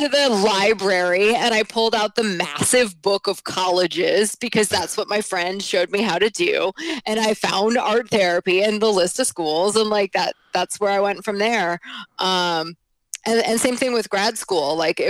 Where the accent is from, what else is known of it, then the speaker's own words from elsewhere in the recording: New Jersey, United States; born there; now in New York, United States; I was born in New Jersey. I live in New York now.